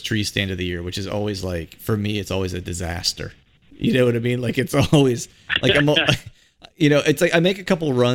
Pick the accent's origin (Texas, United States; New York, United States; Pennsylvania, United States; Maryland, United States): Pennsylvania, United States; I grew up not too far from West Virginia, in Pennsylvania